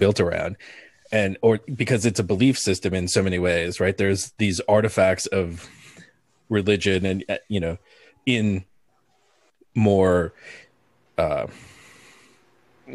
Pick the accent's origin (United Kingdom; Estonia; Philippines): Philippines; moved away; I'm from the Philippines